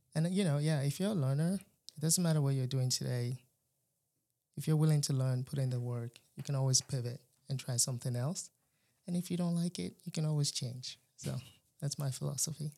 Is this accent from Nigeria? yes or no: yes; Nigeria; moved away as an adult; now in North Carolina, United States; I was born in Nigeria, uh, pretty much raised till after high school. And then came to the United States for college